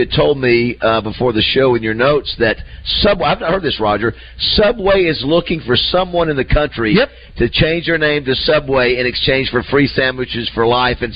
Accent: Florida, United States; growing up in Florida, Dad? You know, we used to have a ton of those.

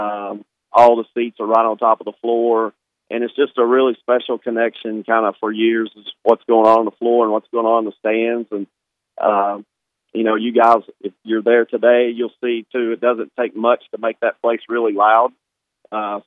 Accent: Arkansas, United States; I grew up in Arkansas

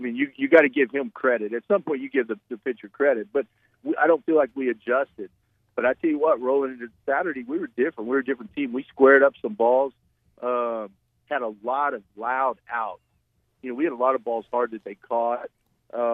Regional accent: Northwest Arkansas, United States; I grew up in Northwest Arkansas

